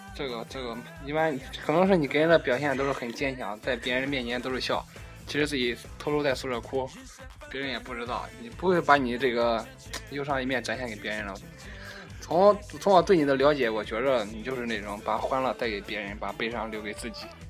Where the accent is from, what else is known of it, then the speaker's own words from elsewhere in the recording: Xuzhou, Jiangsu, China; 我呢，来自江苏徐州